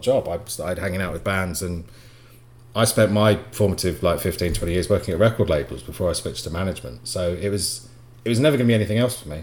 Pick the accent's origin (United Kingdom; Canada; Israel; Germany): United Kingdom; Bury St Edmunds, East of England; moved away as an adult; also born or lived in Leeds; I grew up in Brest Evans, actually not far from where Ed did